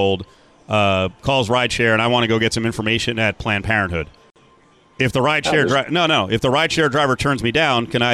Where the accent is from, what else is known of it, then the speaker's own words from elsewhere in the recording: New Jersey, United States; my home state, New Jersey